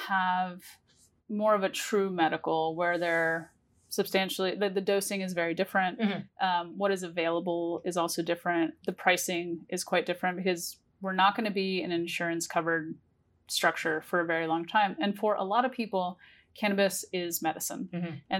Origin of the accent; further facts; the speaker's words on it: New York, United States; And now, as a New Yorker and the East Coast coming online